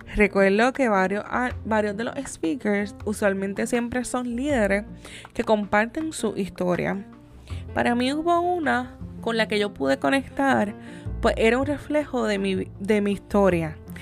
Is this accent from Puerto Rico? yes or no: yes; Yauco, Puerto Rico; Yo soy de la ciudad o del pueblo como se le conoce de Yauco